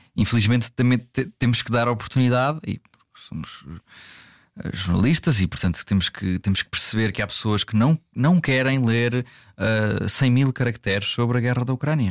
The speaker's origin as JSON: {"language": "Portuguese", "region": "Algarve", "country": "Portugal", "accent": "Algarvian", "said": "o meu sotaque pouco, mas uh, algarvio"}